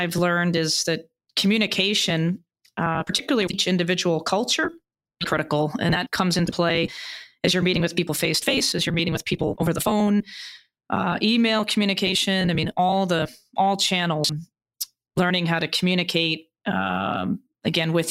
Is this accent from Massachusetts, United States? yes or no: yes; Boston, Massachusetts, United States; also born or lived in Beijing, China; I'm originally from Boston